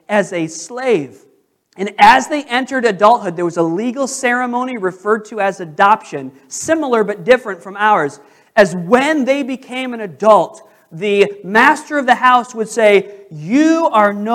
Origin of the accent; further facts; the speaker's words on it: United States; I'm an American